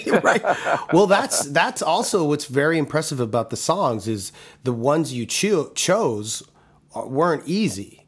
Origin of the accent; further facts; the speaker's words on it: Toronto, Ontario, Canada; moved away as an adult; growing up in Toronto